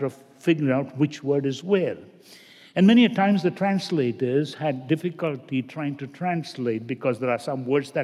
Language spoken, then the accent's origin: English; India; moved away; I grew up basically in India, and where my parents come from, south, very common to have rubber estate